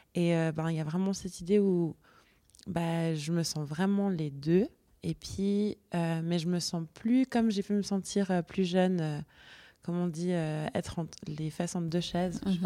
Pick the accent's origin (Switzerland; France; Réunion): Switzerland; j'ai grandi en Suisse et puis que j'ai été éduquée par ma famille suisse